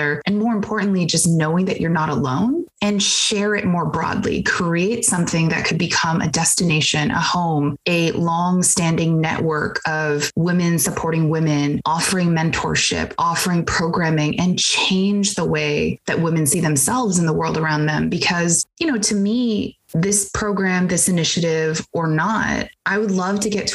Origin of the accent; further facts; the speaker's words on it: Bay Area, California, United States; I grew up in the Bay Area